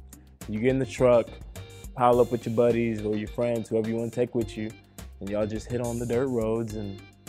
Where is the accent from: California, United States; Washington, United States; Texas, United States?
Texas, United States; also born or lived in Oklahoma; I'm from Texas.